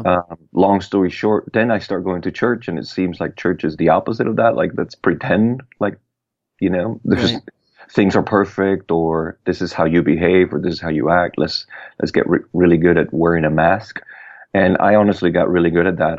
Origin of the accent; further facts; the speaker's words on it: Puerto Rico; I was born and raised in Puerto Rico